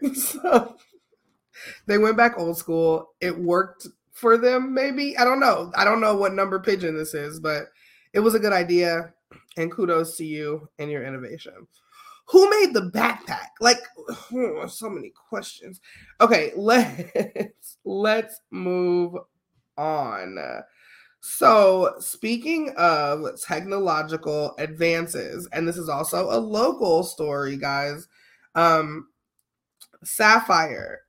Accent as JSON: {"language": "English", "town": "Chicago", "region": "Illinois", "country": "United States", "said": "I'm from Chicago"}